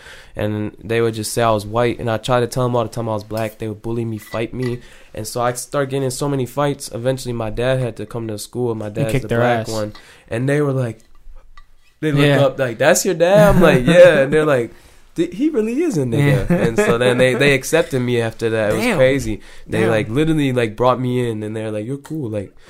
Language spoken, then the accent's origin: English; Richmond Heights / Euclid area, near Cleveland, later Westlake, Ohio, United States; I moved, so I wasn't from Westlake originally. Okay. I moved from Richmond Heights to a city in, like, over by, like, Euclid, coming by Cleveland.